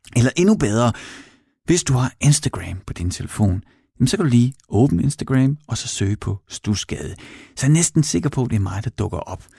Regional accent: Horsens, Central Denmark Region, Denmark; i Mimersgade i Horsens, hvor jeg voksede op med min mor og far

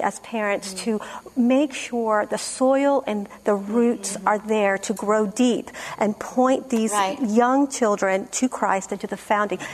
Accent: Peru; now in United States; I'm from Peru

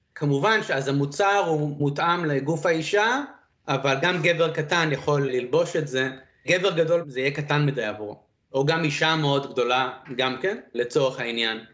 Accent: Israel; also born or lived in Beersheba, Israel / Dimona, Israel / Iowa, United States; האם גדלתי בישראל? אז למעשה, החודשיים ראשונים ביליתי במדבריות של ישראל, בבאר שבע, דימונה, ואז אה, עברנו לפוסט-דוקטורט של אבא שלי, לשלגים הכבירים של איואה, וביליתי את העשר שנים הראשונות שלי בארצות הברית. וזהו, ואז עברנו לישראל, עשיתי צבא

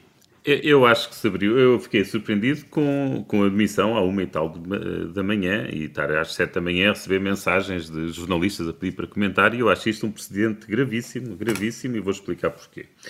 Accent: Braga, Norte, Portugal; que portanto é minha vereadora, porque eu sou de Braga

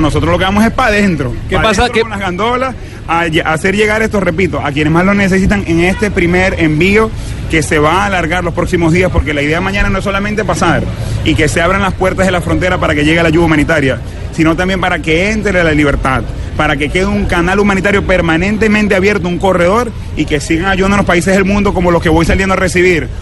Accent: Venezuela; moved away; como venezolano

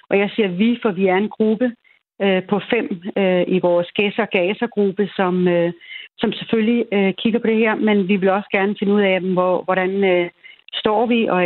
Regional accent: Lolland, Zealand, Denmark; moved away; Jeg kommer selv ned fra Lolland

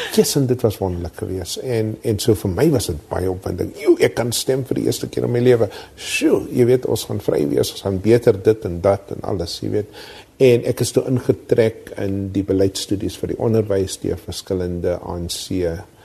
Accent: South Africa

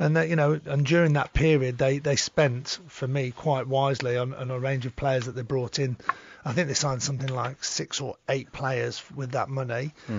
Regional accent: Wales, United Kingdom; moved away; also born or lived in England; being Welsh myself, obviously a Welshman

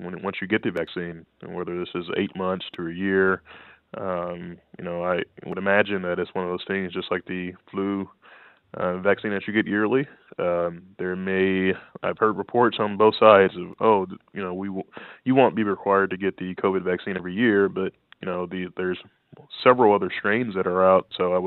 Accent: Louisiana, United States; my life growing up in Louisiana

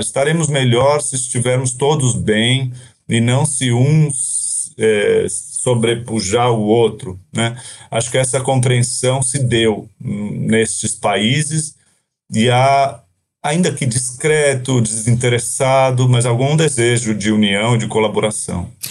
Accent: Brazil; passei a minha vida inteira aqui no Brasil quase

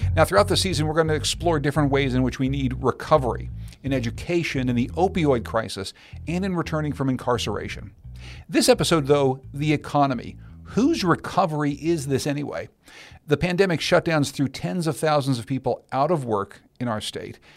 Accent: Pittsburgh, Pennsylvania, United States; moved away; I grew up in Pittsburgh, Pennsylvania

